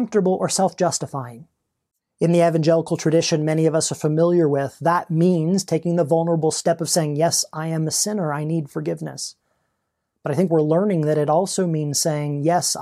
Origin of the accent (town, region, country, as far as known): United States